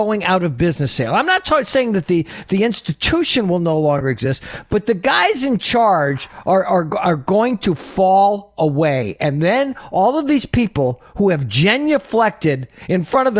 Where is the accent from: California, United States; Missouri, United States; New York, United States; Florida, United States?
New York, United States; Oneida; I grew up in Oneida, New York